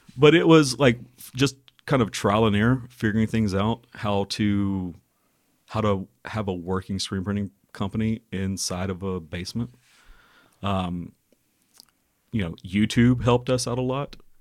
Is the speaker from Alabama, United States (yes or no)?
yes; Birmingham, Alabama, United States; we're from Birmingham originally